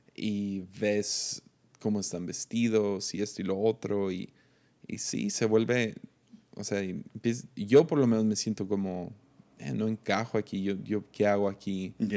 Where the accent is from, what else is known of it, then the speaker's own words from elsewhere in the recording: Tepic, Nayarit, Mexico; soy de Tepic